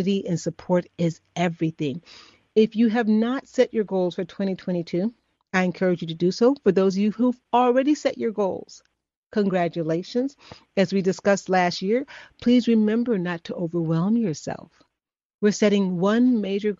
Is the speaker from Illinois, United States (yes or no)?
yes; Chicago, Illinois, United States; I'm from Chicago